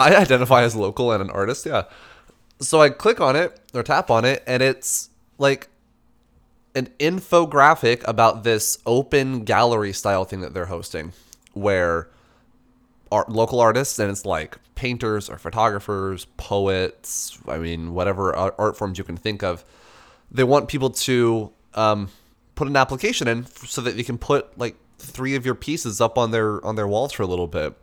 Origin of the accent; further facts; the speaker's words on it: Albuquerque, New Mexico, United States; now in Washington, United States; I'm from Albuquerque